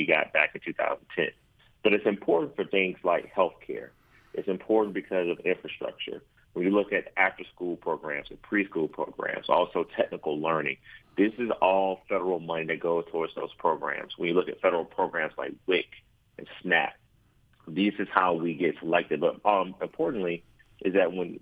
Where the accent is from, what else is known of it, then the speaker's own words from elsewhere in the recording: Athens, Georgia, United States; growing up in Athens over in Davis Estates, I remember my mom filling out her census form